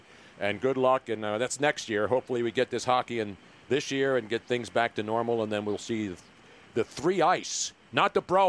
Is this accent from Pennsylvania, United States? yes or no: yes; Philadelphia, Pennsylvania, United States; accent: Philly; I lost my Philly accent 50 years ago.